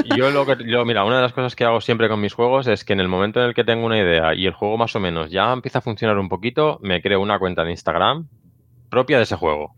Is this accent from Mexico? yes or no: no; Barcelona, Catalonia, Spain; yo soy de Barcelona